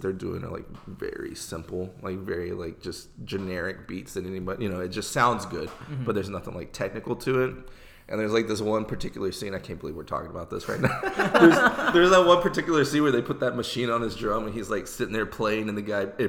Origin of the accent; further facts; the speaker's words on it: Houston, Texas, United States; moved away as an adult; also born or lived in Brenham, Texas / San Marcos, Texas; now in Austin, United States; I was born and raised in Houston, a suburb area outside of Houston. Graduated in 2008 moved myself to Brenham, Texas, where I spent 2 years